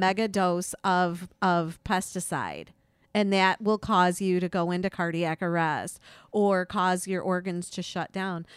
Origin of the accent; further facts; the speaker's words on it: Slovakia; moved away; my home country, Slovakia